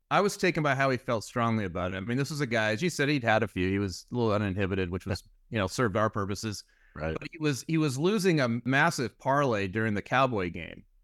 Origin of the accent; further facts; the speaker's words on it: California, United States; as a Californian